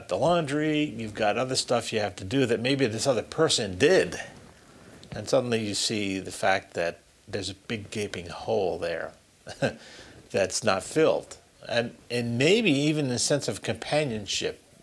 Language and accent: English; Springfield, Massachusetts, United States; I was born and raised in Springfield